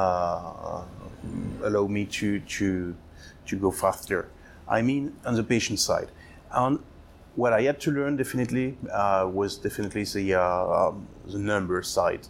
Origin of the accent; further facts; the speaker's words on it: Jura, Bourgogne-Franche-Comté, France; moved away as an adult; also born or lived in Chile / Argentina; I come from Jura in France, where my family owns Domaine Rollet